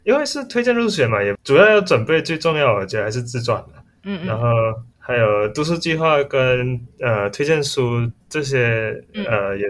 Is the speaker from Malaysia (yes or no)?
yes; Malaysia; now in Taiwan; 那我来自马来西亚。